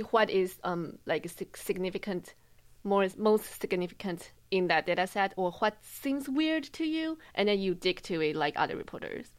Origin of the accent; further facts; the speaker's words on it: Taiwan; moved away as an adult; now in Boston, United States; I'm from Taiwan.